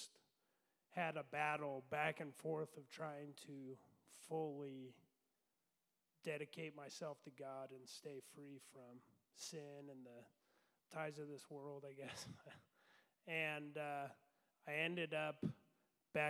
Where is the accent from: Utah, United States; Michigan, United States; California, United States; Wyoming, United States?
Utah, United States; Ogden; moved away as an adult; I was born and raised in Ogden, Utah, and I lived there for 23 years.